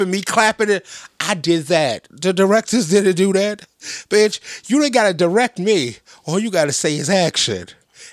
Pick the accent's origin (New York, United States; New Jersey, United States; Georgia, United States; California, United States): New York, United States; I'm from New York